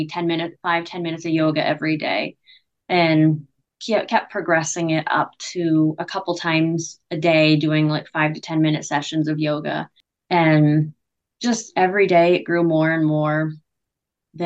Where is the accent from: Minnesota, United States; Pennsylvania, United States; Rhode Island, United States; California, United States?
Pennsylvania, United States; moved away as an adult; also born or lived in New York / Buffalo, New York / Houston, Texas; I am from a very small town in Pennsylvania. It's extremely small, like population between like 1,500 and 2,000